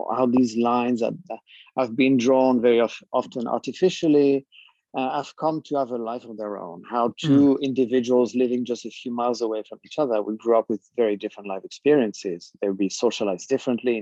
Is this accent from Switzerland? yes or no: no; France; moved away as an adult; I was born and raised in France.